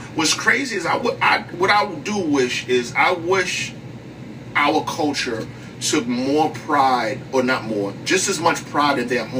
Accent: New York City, New York, United States; I'm from Harlem

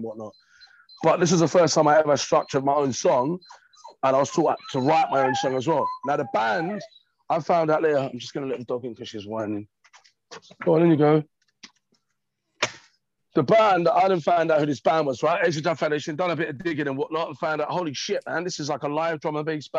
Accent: London, United Kingdom; born and raised in East London

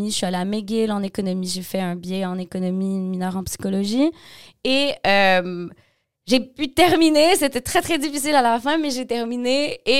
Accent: Montreal, Quebec, Canada; also born or lived in Montmagny; OK, donc je suis née à Montmagny. Euh, ma mère est québécoise, mon père est français sénégalais, breton sénégalais.

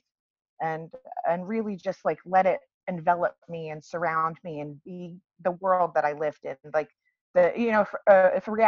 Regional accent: Washington, United States; I hail from the Washington Pacific Northwest area. I was born and raised in Washington

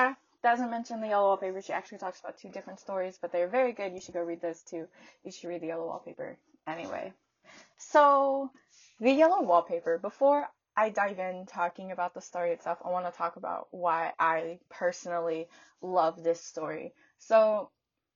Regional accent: the South, United States; I'm from the South

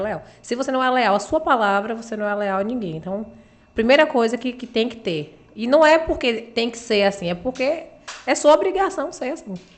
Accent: Uruçuca, Bahia, Brazil; also born or lived in Itabuna; now in Balneário Camboriú, Brazil; sou de Uruçuca e moro em Tabuna

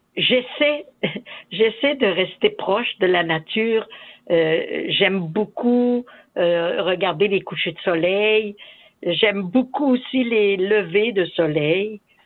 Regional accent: Saint-Casimir, Quebec, Canada; moved away as an adult; also born or lived in Africa / Latin America / Ahuntsic, Montreal; now in Montreal, Canada; Je suis native de Saint-Casimir de Portneuf. J'ai, je suis née et j'ai vécu en campagne sur une ferme

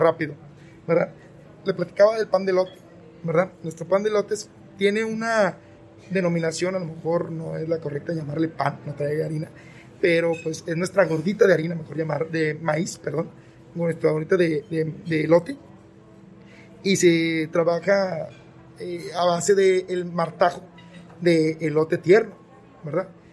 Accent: Mexico; yo que soy mexicano

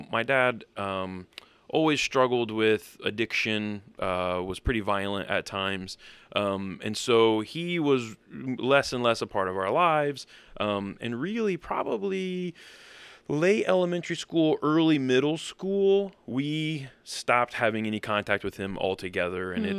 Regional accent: central Illinois, United States; also born or lived in Colorado Springs / Germany; now in northern Indiana, United States; I grew up in Central Illinois.

